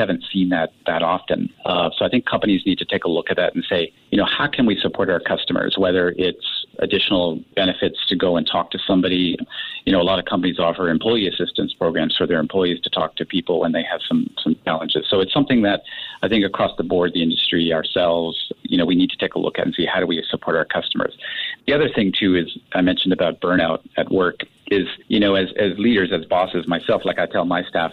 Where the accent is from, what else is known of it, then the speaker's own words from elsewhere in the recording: Canada; now in Singapore; I'm from Canada